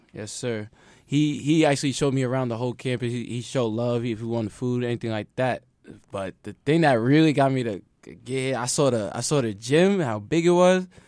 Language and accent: English; Long Island, New York, United States; Valshire, New York, this is Long Island.